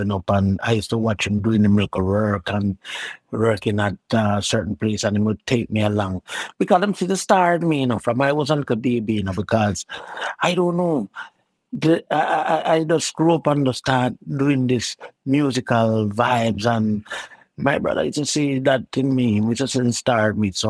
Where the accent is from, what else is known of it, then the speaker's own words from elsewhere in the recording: Kingston, Jamaica; Well, it was a neighborhood. Um, it was a kind of like a rough, you know, rough, rough neighborhood. You know, I never grew up in any uptown or whatsoever. I always grew up in the, the hood